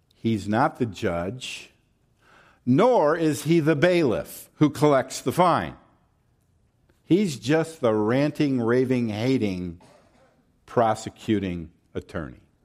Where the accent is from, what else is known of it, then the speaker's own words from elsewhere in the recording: the South, Southern United States, United States; accent: Southern; I'm gonna fall into my Southern accent at some point